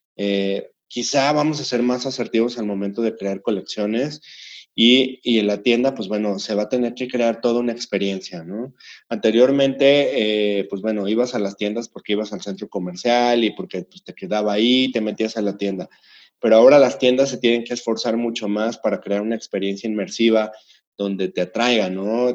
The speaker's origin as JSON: {"language": "Spanish", "country": "Mexico", "said": "como emprendedores, como fabricantes, como industriales mexicanos"}